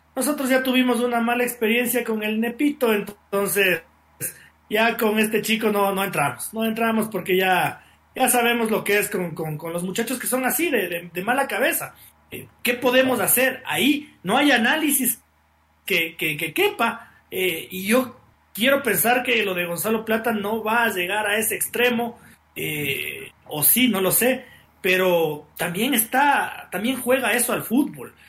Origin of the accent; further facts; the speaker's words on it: Ecuador; así somos los ecuatorianos